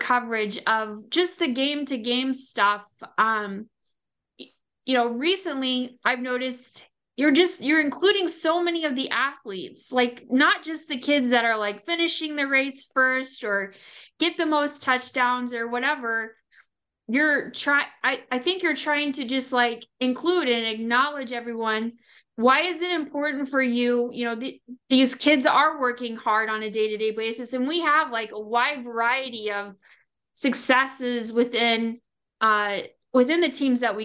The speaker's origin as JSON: {"language": "English", "region": "Indiana", "country": "United States", "tie": "born or raised there", "moved": "as an adult", "lives_now": "East Central Illinois, United States", "said": "I grew up in Indiana with a one-class basketball system"}